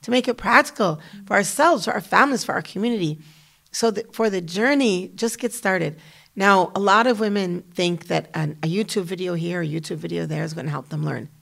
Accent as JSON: {"language": "English", "country": "United States", "tie": "born or raised there", "also_born_or_lived": "Damascus, Syria / Kuwait / Malaysia", "moved": "as an adult", "said": "as an American woman"}